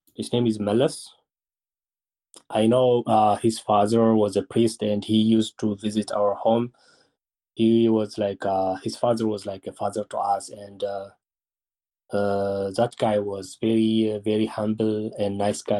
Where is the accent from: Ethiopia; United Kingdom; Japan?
Ethiopia; Mahabharadegwa, Tigray; I am born and raised in Mahabharadegwa